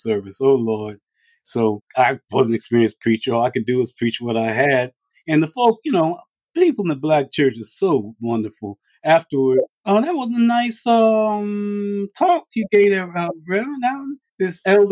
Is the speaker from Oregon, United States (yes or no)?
no; Farmville, Virginia, United States; I was born in Farmville, Virginia. My folk are all country folks